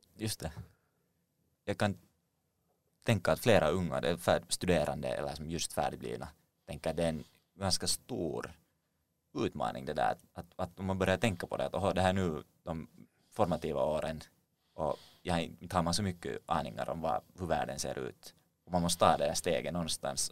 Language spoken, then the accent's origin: Swedish; Finland; som finländare